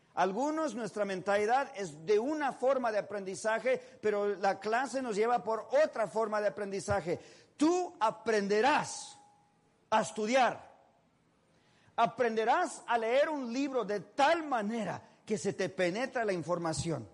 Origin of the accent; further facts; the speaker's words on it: Mexico; soy mexicano